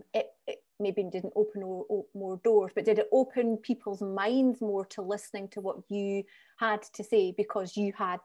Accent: Scottish Borders, Scotland, United Kingdom; also born or lived in Edinburgh; So I'm from the Scottish Borders. The furthest I've gone to live and work has been Edinburgh, which is an hour up the road. Didn't even stay there very long, came back down

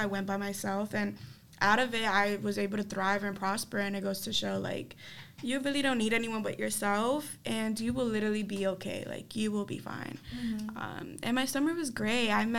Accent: New York City, New York, United States; I'm from the Bronx, New York.

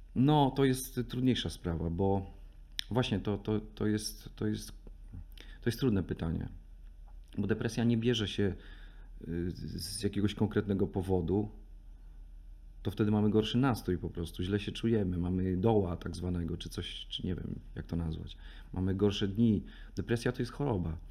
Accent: Raczki, Podlaskie Voivodeship, Poland; moved away; sam pochodzę z mojego miasta, z mojego miasteczka czy miejscowości

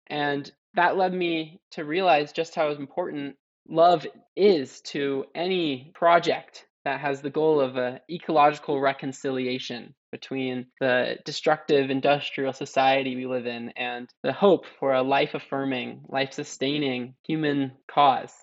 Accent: California, United States; growing up in California, a landscape that's been devastated by waves of colonialism

